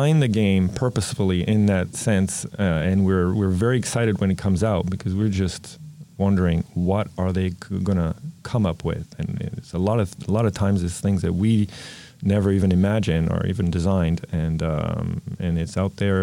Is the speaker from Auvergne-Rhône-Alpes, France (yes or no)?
no; Paris, Île-de-France, France; moved away as an adult; also born or lived in New York City / Vancouver; in France, I grew up in Paris